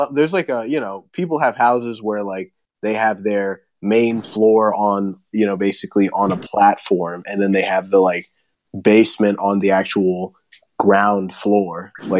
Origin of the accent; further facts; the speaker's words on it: East Coast, United States; now in Los Angeles, United States; I actually feel fake that I live in LA, but I'm from the East Coast.